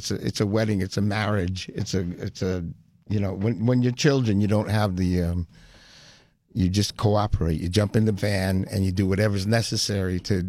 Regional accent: Garfield, New Jersey, United States; Garfield, New Jersey. It was about 11 miles west of Manhattan. And it was country, little country town back then.

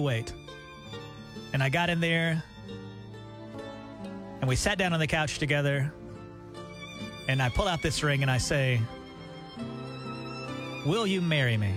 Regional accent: Auburn, Alabama, United States; moved away; back in my hometown in Auburn, Alabama

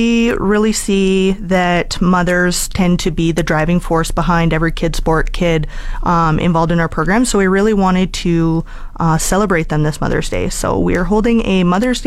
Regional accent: Edmonton, Alberta, Canada; moved away as an adult; now in Fort McMurray, Canada; I'm from Edmonton, born and raised originally

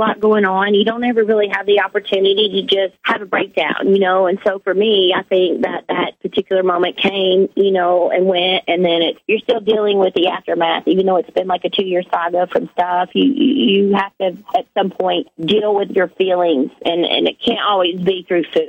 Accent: the South, United States; I was born and raised in the South

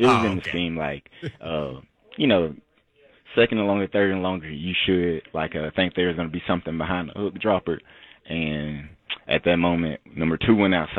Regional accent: the South, United States; I'm from the South, and you know when you're in the South, you just get nicknames.

